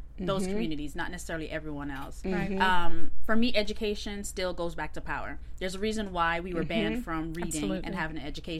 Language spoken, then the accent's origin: English; Jamaica; now in United States; I grew up in the Caribbean first, so mm-hmm. I went to school in Jamaica before I came to school in the States.